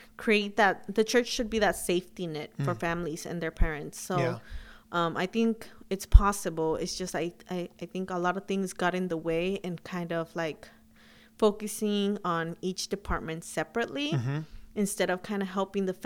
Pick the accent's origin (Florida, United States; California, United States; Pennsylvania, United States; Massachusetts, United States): California, United States; Huntington Park; also born or lived in Sacramento; I grew up in Huntington Park, and that's basically where we all grew up